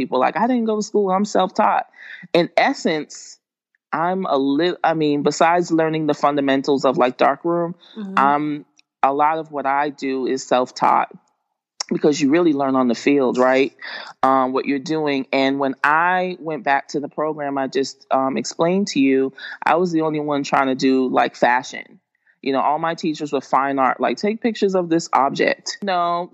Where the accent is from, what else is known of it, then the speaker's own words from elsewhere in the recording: Boston, Massachusetts, United States; moved away as an adult; also born or lived in Atlanta; I was raised in Boston, Massachusetts, but I went to school in the suburbs like all, my whole life.